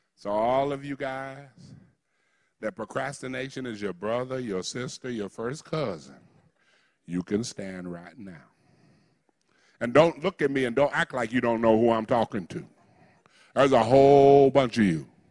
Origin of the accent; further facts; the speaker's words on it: United States; I'm African American